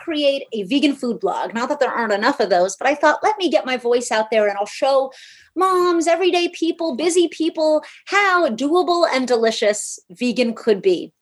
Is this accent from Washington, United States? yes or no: no; New York City, New York, United States; I'm from New York City